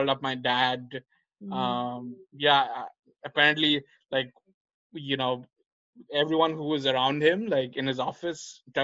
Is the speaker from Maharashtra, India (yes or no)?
no; Kolkata, West Bengal, India; moved away as an adult; my hometown in Calcutta